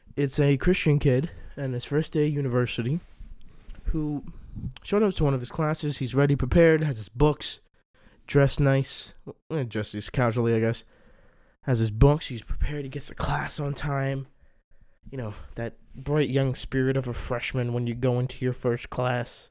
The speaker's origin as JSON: {"language": "English", "area": "DMV area", "region": "Maryland", "country": "United States", "tie": "born or raised there", "said": "born and raised in Maryland, D N V area."}